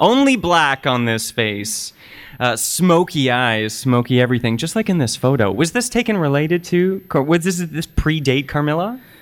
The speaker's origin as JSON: {"language": "English", "town": "Oakville", "region": "Ontario", "country": "Canada", "tie": "born or raised there", "said": "growing up in Oakville, Ontario"}